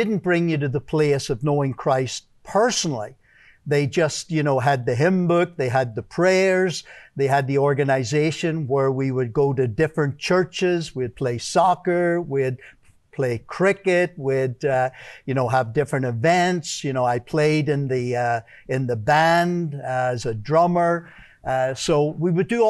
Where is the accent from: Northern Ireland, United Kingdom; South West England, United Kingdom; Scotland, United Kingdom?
Northern Ireland, United Kingdom; Belfast; moved away; Originally, I'm from Belfast, Northern Ireland